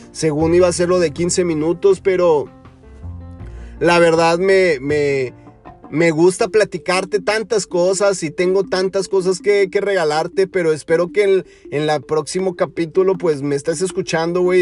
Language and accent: Spanish; Mexico; now in United States; como en mi país, como en México